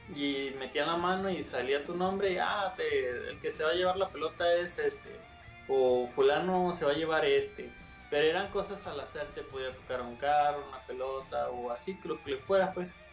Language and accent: Spanish; Mexico; como todo mexicano